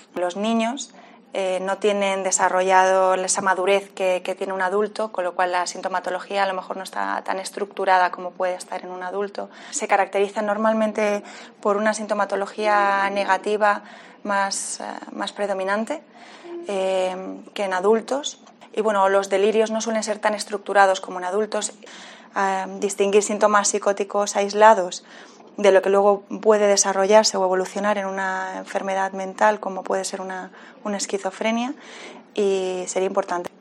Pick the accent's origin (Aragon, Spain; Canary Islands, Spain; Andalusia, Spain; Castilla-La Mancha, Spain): Canary Islands, Spain; San Cristóbal de La Laguna; also born or lived in Spanish mainland; now in Alicante, Spain; nací en Tenerife, nací en Canarias. Y lo que pasa que, bueno, he dado muchas vueltas ya por, la península, pero, pero nací en, La Laguna, lagunera.